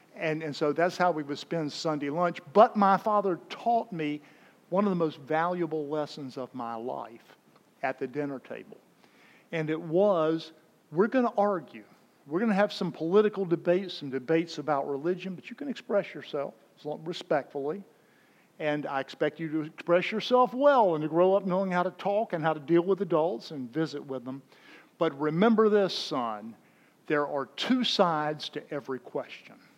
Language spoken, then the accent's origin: English; Raleigh, North Carolina, United States; the Diocese of Raleigh, my hometown up in North Carolina